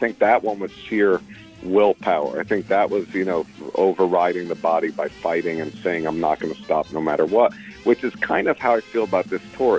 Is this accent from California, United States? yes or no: no; New York City, New York, United States; as a kid growing up in Brooklyn with a single mother